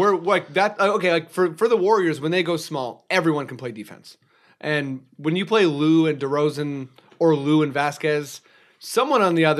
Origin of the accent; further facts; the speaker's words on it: Canada; I'm Canadian.